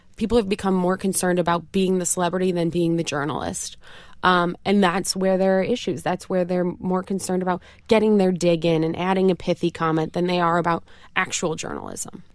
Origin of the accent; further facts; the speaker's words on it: Rochester, New York, United States; accent: upstate New York twang; also born or lived in Connecticut; I am from Rochester, New York.